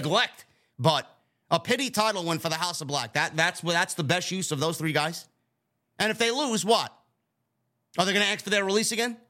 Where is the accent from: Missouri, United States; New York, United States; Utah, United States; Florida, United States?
New York, United States; I'm a New Yorker as well